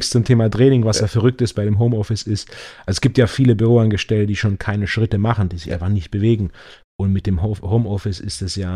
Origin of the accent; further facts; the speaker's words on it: Stuttgart, Baden-Württemberg, Germany; gerade hier als Stuttgarter auch mit dem Verkehr